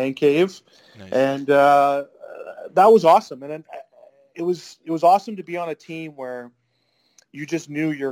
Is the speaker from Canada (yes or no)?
yes; Canada